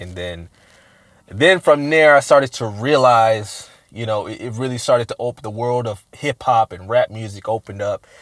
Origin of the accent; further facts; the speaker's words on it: Richmond, California, United States; also born or lived in Oakland, California / Sacramento, California; I was born in Oakland, raised in Richmond, uh, Central Side to be exact